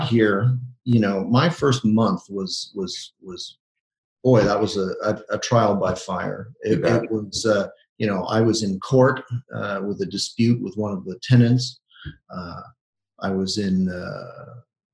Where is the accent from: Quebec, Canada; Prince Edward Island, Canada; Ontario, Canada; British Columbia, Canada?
Quebec, Canada; Montreal; also born or lived in Toronto; I grew up in Montreal